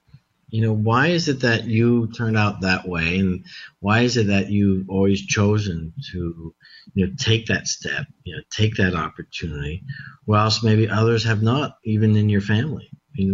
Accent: Mexico; moved away; you know, in parks that, you know, were endless, you know, when I was growing up in Mexico.

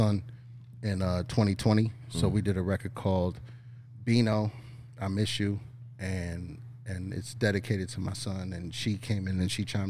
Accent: New York, United States; We're from New York. We're from the East Coast

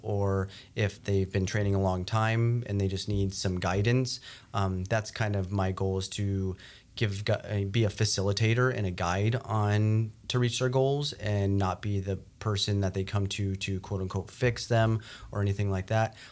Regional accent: New Mexico, United States; moved away as an adult; now in North Dakota, United States; I grew up in New Mexico

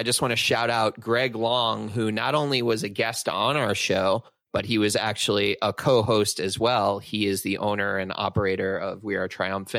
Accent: Flushing, Queens / Long Island, New York, United States; moved away as an adult; now in Los Angeles, United States; I'm originally from Flushing, which is a less nice part of Queens.

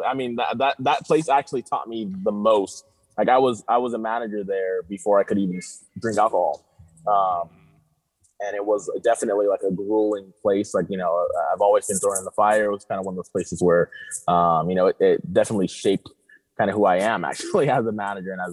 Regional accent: Riverside, California, United States; also born or lived in Tijuana, Mexico / Rosarito, Mexico; now in San Diego, United States; I'm from Riverside

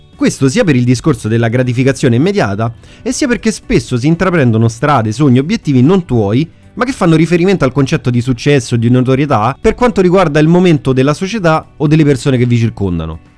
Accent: Rome, Lazio, Italy; io so De Roma

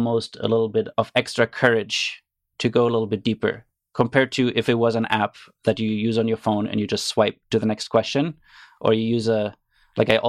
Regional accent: Germany; moved away as an adult; now in Canada; I grew up in Germany

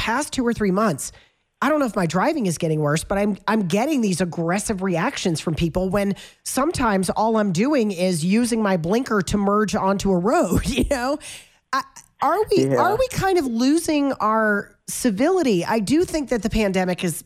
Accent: the South, United States; now in Colorado, United States; I'm from the South

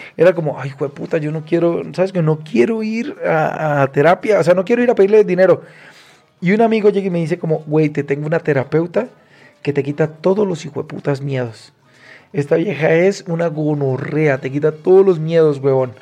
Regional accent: Cúcuta, Norte de Santander, Colombia; moved away as an adult; now in Mexico; Soy cucuteño

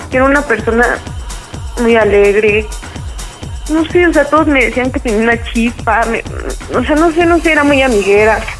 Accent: Ixtapaluca, State of Mexico, Mexico; De Ixtapaluca.

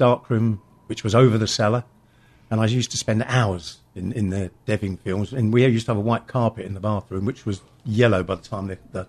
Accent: Addlestone, South East England, United Kingdom; In Addlestone.

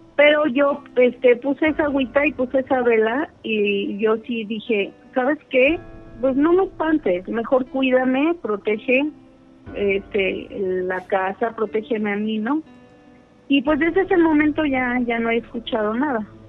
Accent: Querétaro, Mexico; De Querétaro, Querétaro

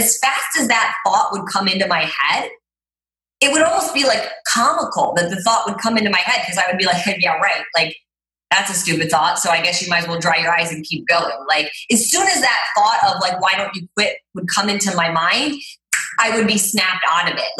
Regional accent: Cleveland, Ohio, United States; now in Los Angeles, United States; I grew up in Cleveland, Ohio

